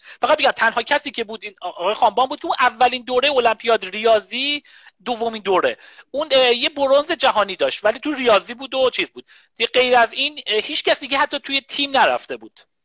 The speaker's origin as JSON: {"language": "Persian", "town": "Qazvin", "region": "Qazvin Province", "country": "Iran", "tie": "born or raised there", "moved": "yes", "said": "من بچه قزوین هستم"}